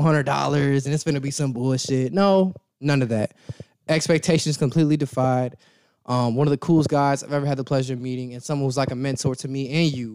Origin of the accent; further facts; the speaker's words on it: Zion, Illinois, United States; from Zion, where I grew up at.